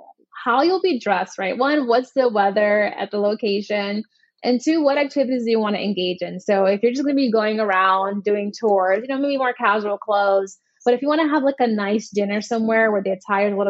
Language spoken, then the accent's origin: English; United States